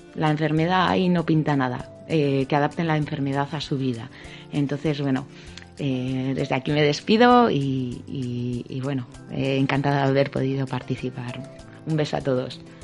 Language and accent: Spanish; Bilbao, Basque Country, Spain; yo bueno soy de Bilbao, yo creo que se habrá notado un poco por el acento